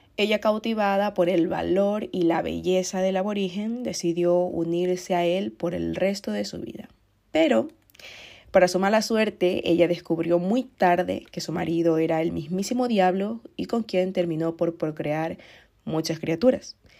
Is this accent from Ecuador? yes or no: yes; Ecuador; Ecuador, que es el país de donde soy yo